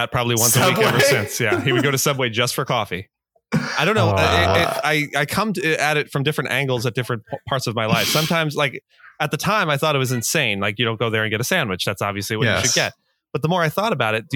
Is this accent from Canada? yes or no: no; New Jersey, United States; I'm a tax and technology attorney and I'm from New Jersey